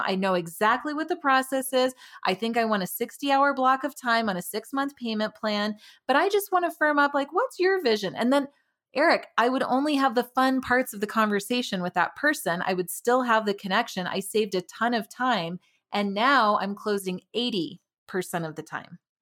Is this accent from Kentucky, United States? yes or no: no; Tucson, Arizona, United States; moved away as an adult; also born or lived in Denver, Colorado; now in Frederick, United States; I'm originally from Tucson, Arizona